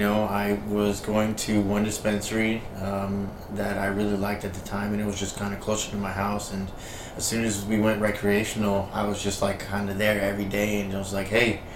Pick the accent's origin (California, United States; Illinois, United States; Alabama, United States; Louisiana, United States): California, United States; Los Angeles; now in Las Vegas, United States; I'm originally from the 818, you know, like Northridge, Granada Hills area.